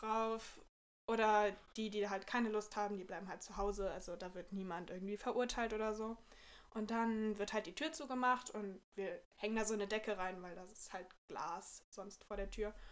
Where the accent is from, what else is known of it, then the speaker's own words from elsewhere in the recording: Bremen, Germany; ich komme so aus der Nähe von Bremen, eigentlich aus so einem kleinen Dorf. Und ich wohne halt mit meiner Familie